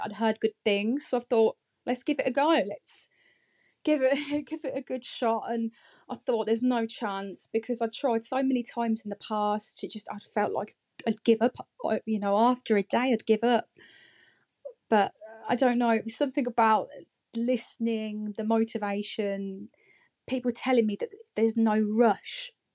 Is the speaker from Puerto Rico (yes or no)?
no; Northampton, East Midlands, United Kingdom; moved away as an adult; now in Market Harborough, United Kingdom; Originally, I am from Northampton. Um, I've been living here just over a year now